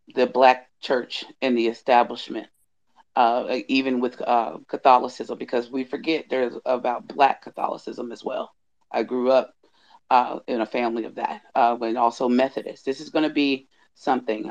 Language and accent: English; Indiana, United States; also born or lived in the South; I grew up in Indiana